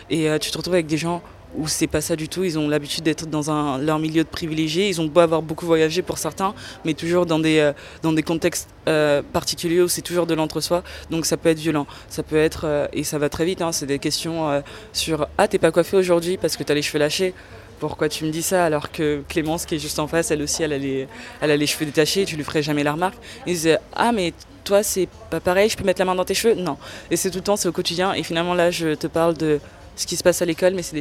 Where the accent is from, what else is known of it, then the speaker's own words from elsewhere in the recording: Paris, Île-de-France, France; accent: Parisian; Je suis une Française et euh, au sein de ma famille, mes petits cousins, leur grande blague, c'est d'imiter mon, accent, mon accent parisien, comme ils disent.